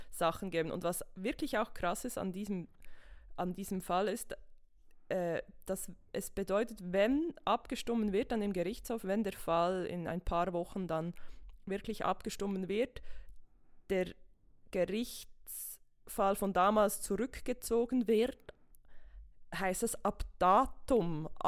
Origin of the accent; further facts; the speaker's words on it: Switzerland; die aktuellste ist bei uns in der Schweiz von 2020.